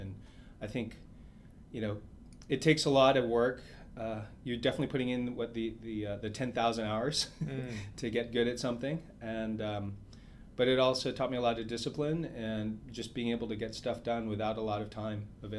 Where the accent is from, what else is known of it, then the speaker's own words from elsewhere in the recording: New York, United States; born there; So I was born in New York, and in high school I got bitten by a radioactive spider.